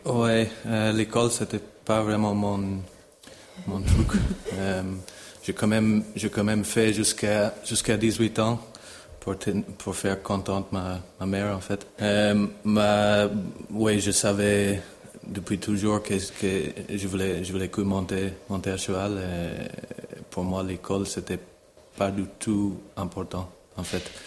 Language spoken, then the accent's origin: French; Ireland; French is a second language; moved away as an adult; also born or lived in Italy; now in Geneva, Switzerland; Je suis né en Irlande, pas loin de Dublin, aussi dans une famille de chevaux